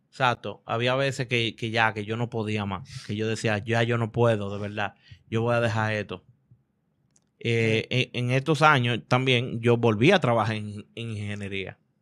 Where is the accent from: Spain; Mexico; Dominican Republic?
Dominican Republic; Yo no soy mexicano, yo soy dominicano